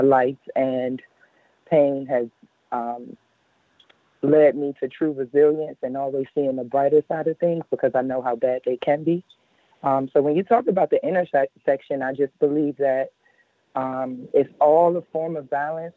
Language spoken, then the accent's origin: English; Washington, District of Columbia, United States; Washington, D.C., my hometown